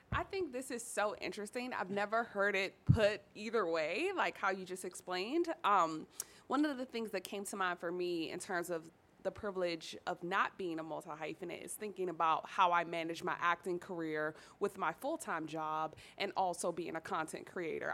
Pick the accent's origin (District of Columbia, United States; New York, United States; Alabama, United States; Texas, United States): District of Columbia, United States; Washington; growing up in Southeast DC, growing up in the hood